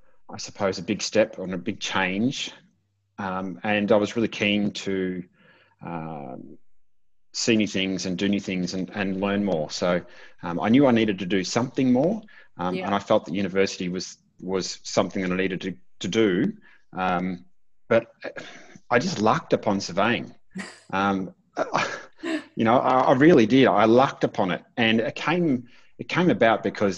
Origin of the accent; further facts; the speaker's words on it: Korumburra, Victoria, Australia; I was born in Currumburra. It's a small country town in South Gippsland in Victoria. Largely milking and dairy industry there. But I grew up in the town.